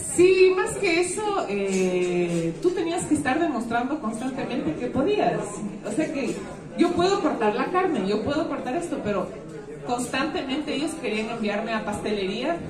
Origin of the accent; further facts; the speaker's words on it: Ecuador; uno como ecuatoriano